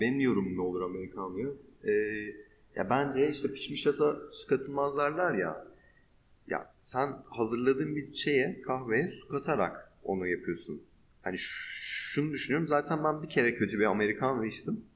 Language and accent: Turkish; Turkey